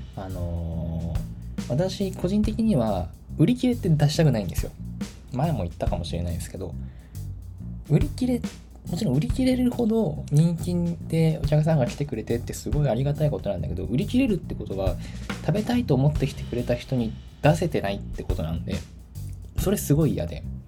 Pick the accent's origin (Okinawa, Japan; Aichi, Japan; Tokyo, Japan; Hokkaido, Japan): Tokyo, Japan; Tachikawa; moved away; 立川市っていうのが私の地元なんですけど